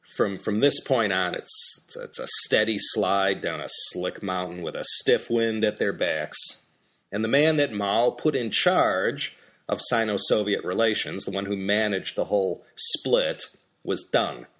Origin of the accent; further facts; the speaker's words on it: United States; as an American